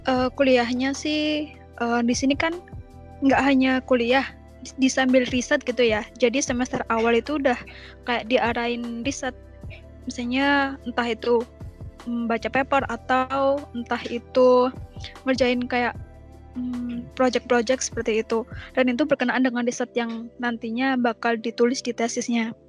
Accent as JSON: {"language": "Indonesian", "town": "Zhongli", "region": "Taoyuan", "country": "Taiwan", "said": "Kotaku di Chongli."}